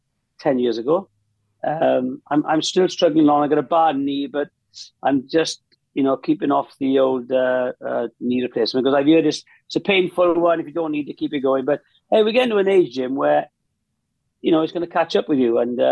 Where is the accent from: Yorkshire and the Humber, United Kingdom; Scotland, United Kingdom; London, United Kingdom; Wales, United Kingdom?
Wales, United Kingdom; because I was representing Wales at the time, singing the Hen Wlad Fy Nhadyhwdw, and that's like my home country.